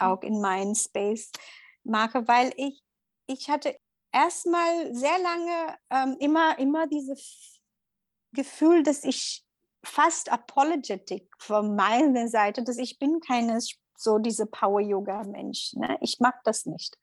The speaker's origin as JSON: {"language": "German", "town": "Mumbai", "region": "Maharashtra", "country": "India", "tie": "born or raised there", "also_born_or_lived": "Middle East", "second_language": "German", "moved": "as an adult", "lives_now": "Berlin, Germany", "said": "ich komme aus Indien und bin ähm, Yogalehrerin und bin Mutter von zwei Kindern. Und ähm, ursprünglich komme ich aus Mumbai und wohne in Berlin seit acht Jahren jetzt"}